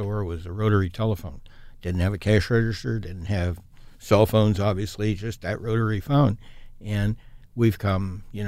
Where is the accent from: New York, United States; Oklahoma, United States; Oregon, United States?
Oregon, United States; Portland; also born or lived in Corbett, Oregon / Chicago; I was born in Portland and lived in the Foster area for a few years. Lived in Corbett for a couple of years with my grandparents, and then lived at 54th and Alameda through grade school and high school